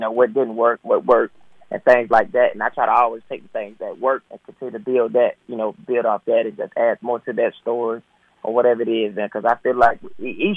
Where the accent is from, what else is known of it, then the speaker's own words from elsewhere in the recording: Atlanta, Georgia, United States; growing up in Atlanta